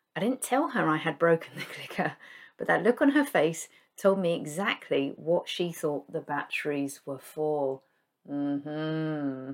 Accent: United Kingdom; we in the U K

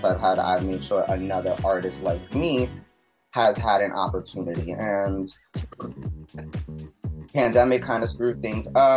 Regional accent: New York City, New York, United States; I'm from New York City. And growing up in high school and middle school, we would have house parties

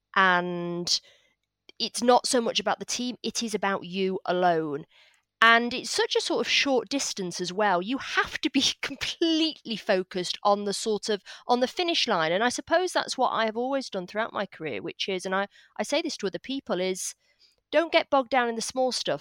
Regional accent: Salford, North West England, United Kingdom; accent: northern; I grew up in Salford in Manchester

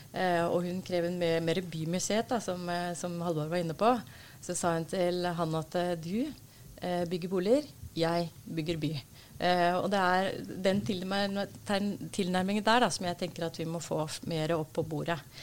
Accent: Oslo, Norway; er født og oppvokst i Oslo

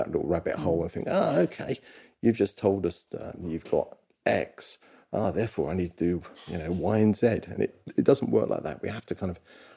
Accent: London, United Kingdom; I'm from Walthamstow, London

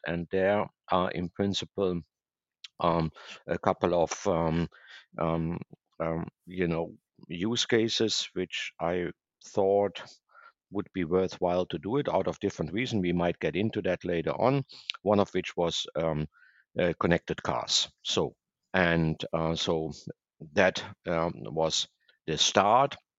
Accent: Germany; moved away as an adult; also born or lived in Asia; now in Boca Raton, United States; I'm originally from Germany

